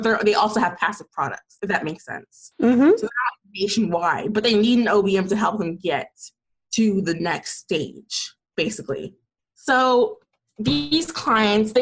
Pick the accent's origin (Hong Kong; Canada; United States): United States; Atlanta, Georgia; I'm from Atlanta, Georgia, and I'm still in Atlanta, Georgia, and I love it here